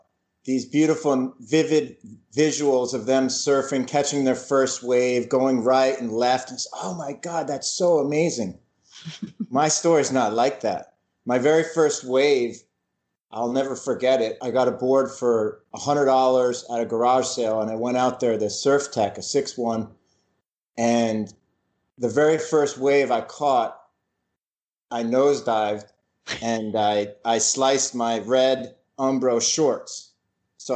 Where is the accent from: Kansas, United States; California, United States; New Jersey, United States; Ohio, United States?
New Jersey, United States; also born or lived in North Carolina; I'm originally from New Jersey, and I grew up in the suburbs of New Jersey